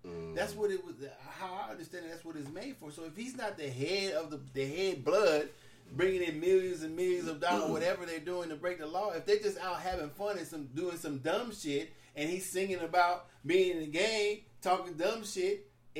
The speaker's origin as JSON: {"language": "English", "town": "Houston", "region": "Texas", "country": "United States", "said": "Yeah, I'm from Houston. Ain't fucking with that."}